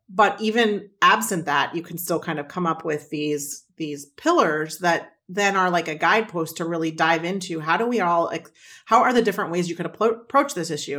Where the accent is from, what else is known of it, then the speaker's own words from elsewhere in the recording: Midwest, United States; I grew up in the Midwest, so I'm a casserole kid